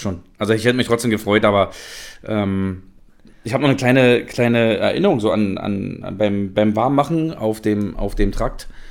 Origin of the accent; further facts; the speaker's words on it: Berlin, Germany; also born or lived in Frankfurt (Oder); geboren in Frankfurt-Oder, aber seit meinem vierten Lebensjahr halt Berliner bin